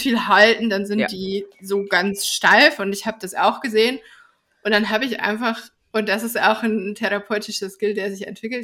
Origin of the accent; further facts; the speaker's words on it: Bavarian Forest, Germany; ich bin ja im Bayerischen Wald aufgewachsen